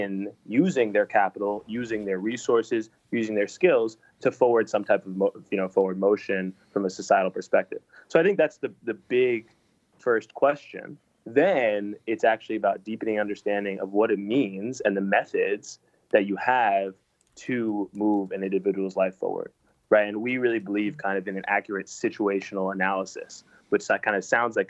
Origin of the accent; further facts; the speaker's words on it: New York, United States; also born or lived in San Francisco / Los Angeles; I'm from New York originally. And I grew up here in the city, and I feel a little bit and a lot of it defined by the city